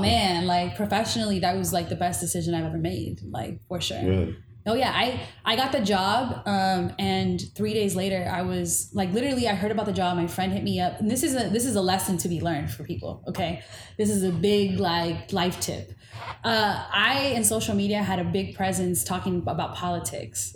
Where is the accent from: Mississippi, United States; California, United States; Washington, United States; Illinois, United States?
California, United States; Inglewood; also born or lived in Bay Area, California; Growing up in Inglewood, I was a token